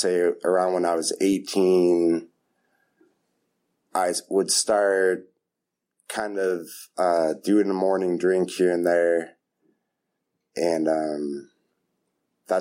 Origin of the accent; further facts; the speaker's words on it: Half Moon Bay, California, United States; moved away as an adult; now in East Bay, United States; I'm from Half Moon Bay. I've lived in the East Bay for about 10 years